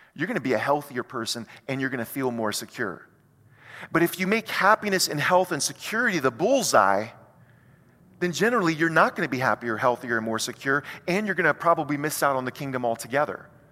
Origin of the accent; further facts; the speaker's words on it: United States; as an American